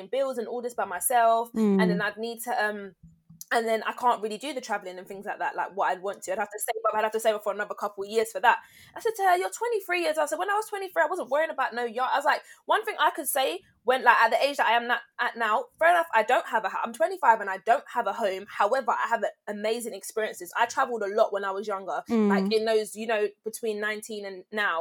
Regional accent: London, United Kingdom; I went to uni in London. I'm from London, but I was like, let me move out

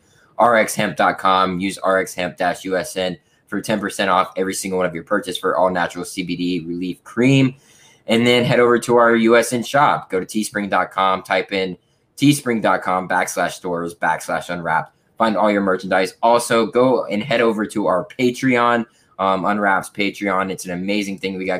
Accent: Florida, United States; I am from Florida. I live in Florida

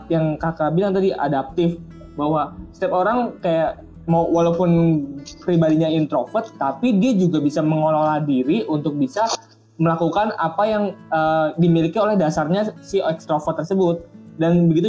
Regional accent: Java, Indonesia; aku juga sempat baca tentang primbon Jawa kan karena aku Jawa

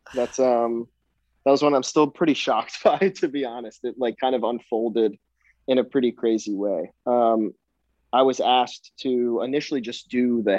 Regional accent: New Jersey, United States; Yeah, exactly. Southern Jersey too is just it's its own thing. You know

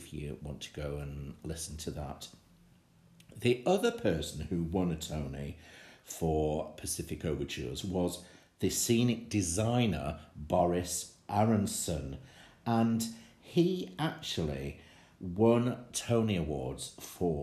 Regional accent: Manchester, North West England, United Kingdom; my hometown of Manchester

